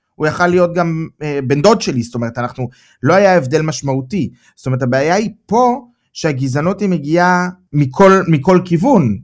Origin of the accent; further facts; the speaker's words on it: Israel; moved away as an adult; now in Germany; אני מישראל